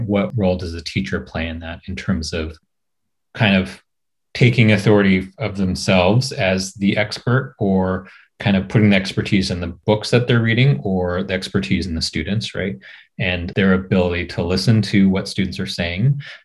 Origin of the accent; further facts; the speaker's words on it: Portland, Oregon, United States; moved away as an adult; also born or lived in New York City; now in California, United States; I'm Japanese American, um, grew up in Portland, Oregon